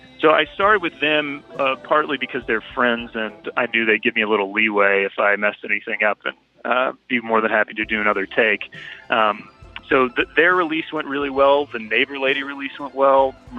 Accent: Oconee County, next to Athens, Georgia, United States; I grew up in Oconee County next door to Athens

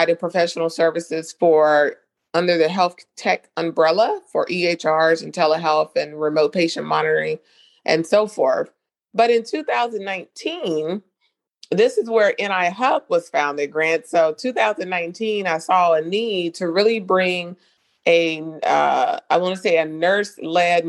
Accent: North Carolina, United States; accent: Southern twang; moved away as an adult; now in South Florida, United States; I'm not from South Florida. I'm originally from North Carolina. I moved to South Florida back in 2012

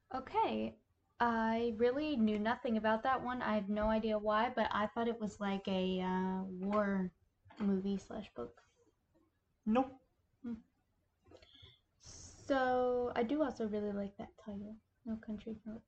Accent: Appalachia, United States; as a Appalachian myself

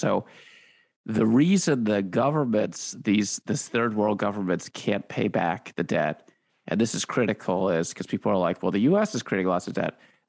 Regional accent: Washington, District of Columbia, United States; I grew up in Washington, D.C.

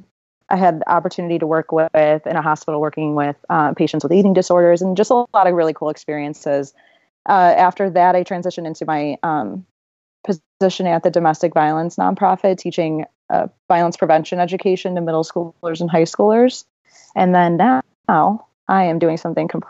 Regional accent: Chicago, Illinois, United States; also born or lived in Iowa; I grew up on the South Side of Chicago.

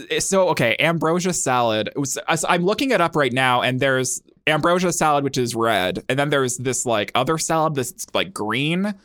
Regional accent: United States; I grew up in America, in the United States of America, 'cause I'm American

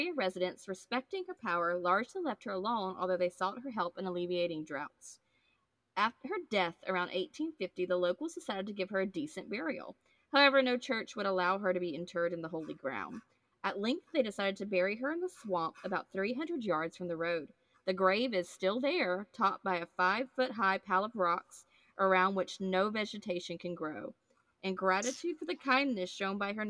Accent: near Cordele, Georgia, United States; now in Savannah, United States; Cordial is near where I grew up.

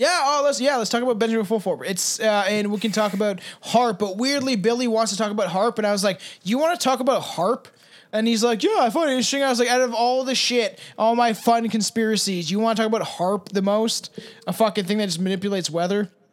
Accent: Canada; I'm Canadian

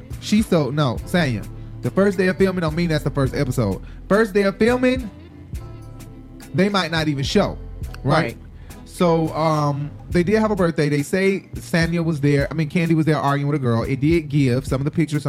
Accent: Atlanta, Georgia, United States; I'm from Atlanta

